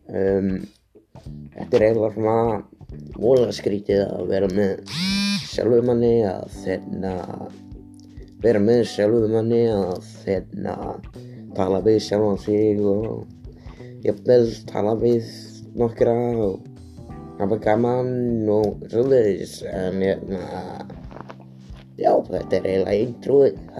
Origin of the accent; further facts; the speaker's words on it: Iceland; ég er 25 ára gammal, ég er uppalinn á Skarsund eins og því ég sagði aðan.